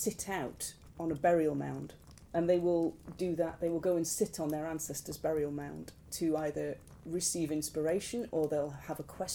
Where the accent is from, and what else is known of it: United Kingdom